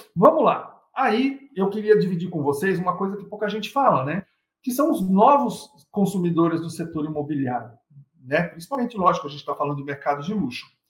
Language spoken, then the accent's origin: Portuguese; Brazil; somos brasileiros